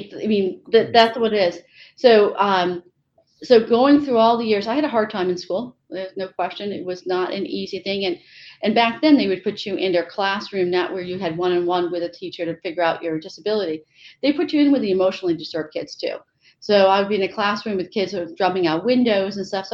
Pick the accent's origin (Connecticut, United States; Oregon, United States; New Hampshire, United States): Connecticut, United States; I grew up in Connecticut and one of 4 children